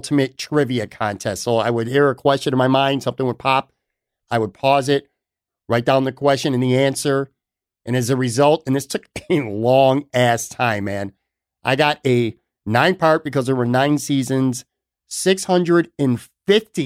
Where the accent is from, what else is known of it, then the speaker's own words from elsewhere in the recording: Buffalo, New York, United States; I grew up on the West Side, and I would take a ride to Hurdle in Delaware